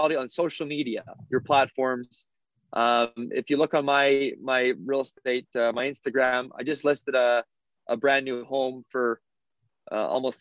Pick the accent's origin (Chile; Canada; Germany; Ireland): Canada; Souris, Manitoba; I went back to my hometown, Souris, for a social